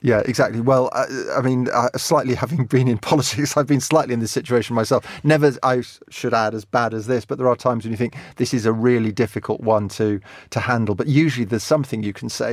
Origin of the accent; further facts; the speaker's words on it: England, United Kingdom; I'm English